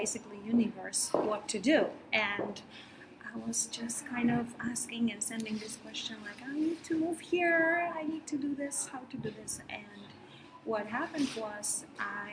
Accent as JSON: {"language": "English", "country": "Poland", "also_born_or_lived": "Denmark", "moved": "yes", "lives_now": "New York, United States", "said": "I moved here from Denmark and I'm Polish."}